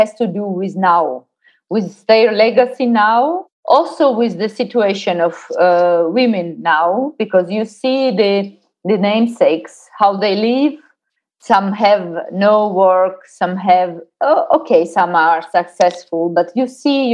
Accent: Georgia; English is a second language; moved away as an adult; now in Austria; a woman coming from Georgia

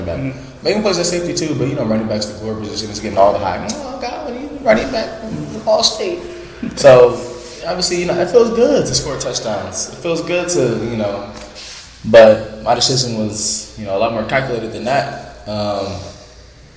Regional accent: Ohio, United States; I grew up in Ohio

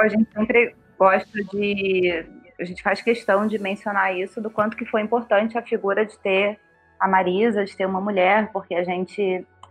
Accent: Rio de Janeiro, Brazil; moved away as an adult; now in São Paulo, Brazil; eu sou do Rio, vim para cá para trabalhar

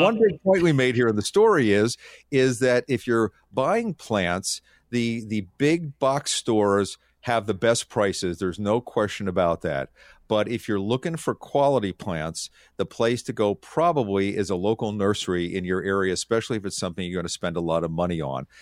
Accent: King of Prussia, Pennsylvania, United States; I grew up in King of Prussia, Pennsylvania

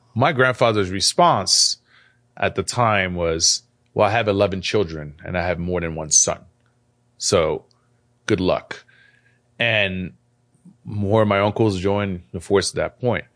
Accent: France; also born or lived in Algeria; now in United States; I'm, I'm an immigrant, so I wasn't born here. I was born in France.

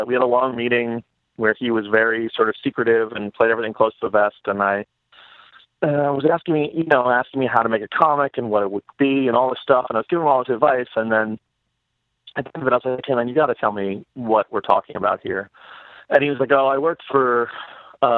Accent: New York City, New York, United States; I grew up in New York

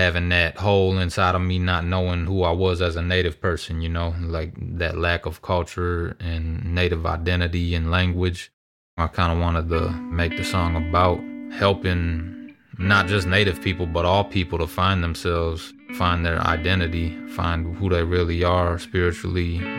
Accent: Minneapolis, Minnesota, United States; Growing up in Minneapolis, you know, a lot of sports, listening to rap music.

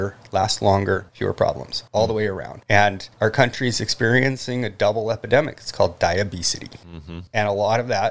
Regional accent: Santa Fe, New Mexico, United States; moved away as an adult; also born or lived in California / Alaska; I was born in California, and I was raised in central New Mexico, north central to begin with.

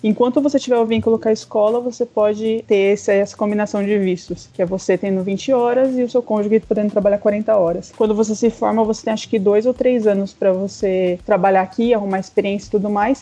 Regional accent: Taubaté, São Paulo, Brazil; moved away as an adult; also born or lived in Campinas, Brazil; now in Toronto, Canada; Eu sou de Taubaté, interior de São Paulo

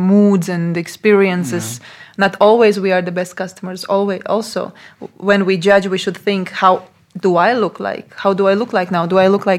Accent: Latvia; English is a second language; moved away as an adult; also born or lived in Portugal; now in Slovakia; I was born in Latvia, I was raised in Latvia, I was going to Latvian school

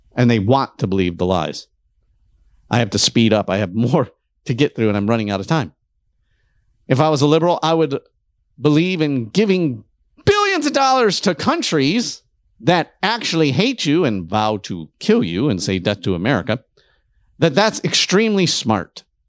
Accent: Detroit, Michigan, United States; I'm from Detroit

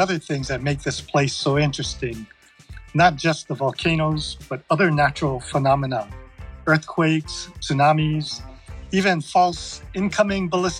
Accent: Big Island, Hawaii, United States; I was born and raised here on the Big Island.

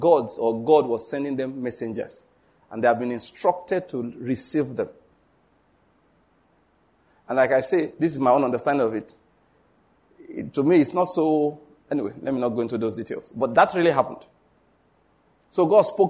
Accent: Western Nigeria, Nigeria; I'm from Western Nigeria

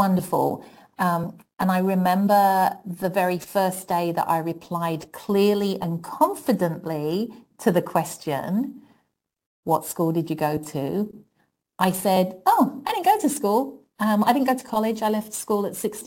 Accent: London, United Kingdom; accent: British; moved away as an adult; now in United States; I grew up in public housing in London

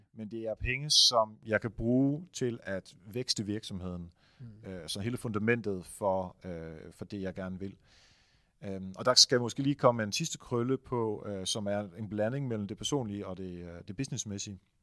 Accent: Netherlands; now in Denmark; Jeg er jo hollænder

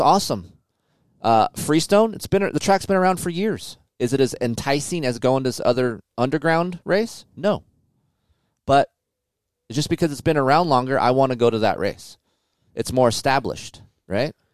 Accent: California, United States; we're from California

